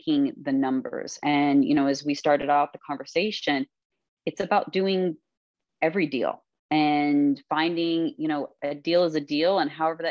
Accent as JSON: {"language": "English", "region": "Kentucky", "country": "United States", "tie": "born or raised there", "also_born_or_lived": "Florida", "moved": "yes", "lives_now": "New York, United States", "said": "we were little girls growing up in Kentucky"}